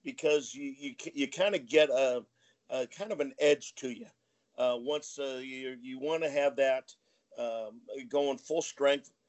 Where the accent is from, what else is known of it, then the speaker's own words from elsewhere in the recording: New Hampshire, United States; I grew up in New Hampshire.